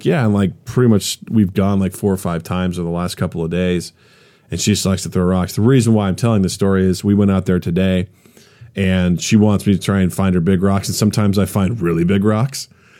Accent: Kirksville, Missouri, United States; moved away; my hometown in Kirksville

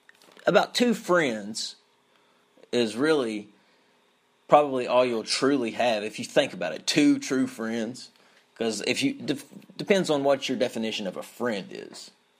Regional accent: Eastern Kentucky, United States; I'm from Eastern Kentucky, so we have all this different slang that we say

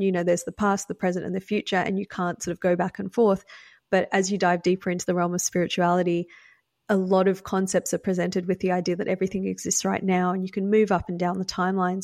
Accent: Australia; now in United States; I grew up in Australia, which is why I have an accent. I live in the US now.

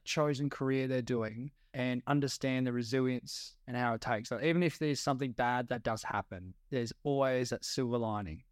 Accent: Geraldton, Western Australia, Australia; now in Perth, Australia; I moved away from my hometown, Geraldton

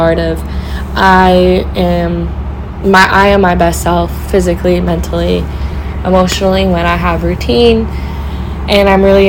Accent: California, United States; moved away as an adult; also born or lived in Humboldt; now in Portland, United States; growing up in California

